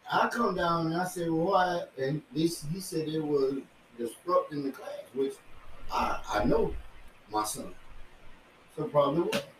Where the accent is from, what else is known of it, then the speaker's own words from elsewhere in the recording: India; So I'm from India, and I come in here.